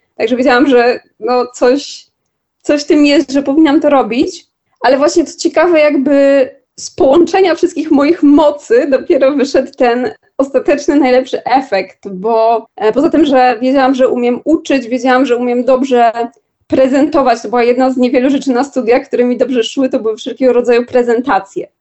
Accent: Warsaw, Masovian Voivodeship, Poland; mimo że jestem z Warszawy i mieszkam w Warszawie

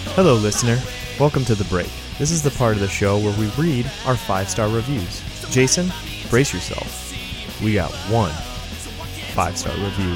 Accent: Metamora, Michigan, United States; I grew up in Metamora, Michigan

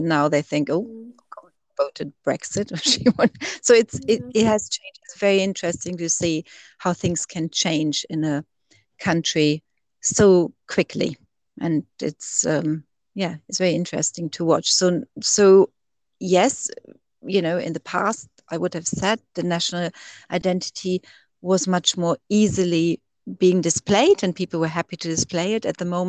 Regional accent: Germany; now in United Kingdom

